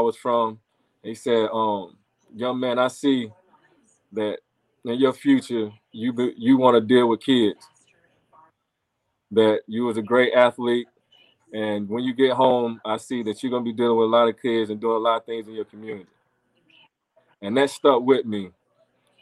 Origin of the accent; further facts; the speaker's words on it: Cleveland, North Carolina, United States; also born or lived in Mooresville, North Carolina / Salisbury, North Carolina; A lot of people know I'm from Cleveland. I'm gonna say Cleveland/Mooresville, but Cleveland